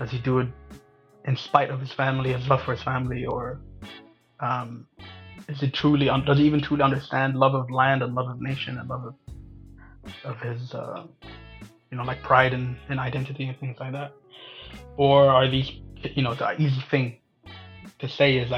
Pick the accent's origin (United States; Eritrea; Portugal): Eritrea; growing up in Eritrea